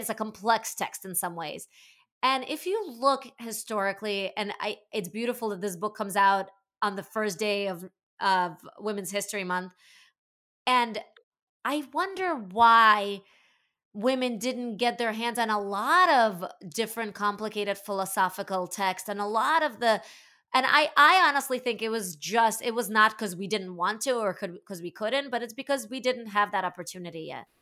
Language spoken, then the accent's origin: English; Latvia; I was born in the former Soviet Union, I was born in Latvia